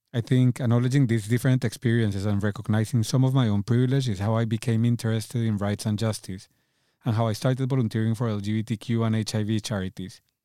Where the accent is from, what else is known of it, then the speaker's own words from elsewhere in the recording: Cali, Valle del Cauca, Colombia; accent: thick accent; English is a second language; moved away as an adult; now in London, United Kingdom; Cali, where I'm from in Colombia, is a smaller, a slower, a, a much more relaxed city.